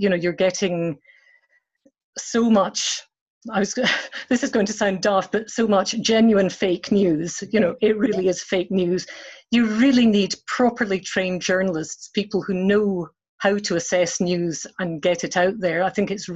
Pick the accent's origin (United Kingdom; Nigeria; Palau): United Kingdom; Edinburgh, Scotland; I grew up in Marchmont Road in Edinburgh